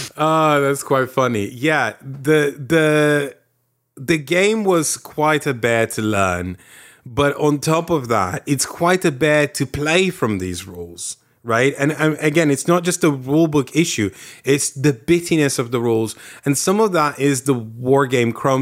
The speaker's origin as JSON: {"language": "English", "country": "Lithuania", "tie": "born or raised there", "moved": "yes", "said": "I grew up in the Soviets."}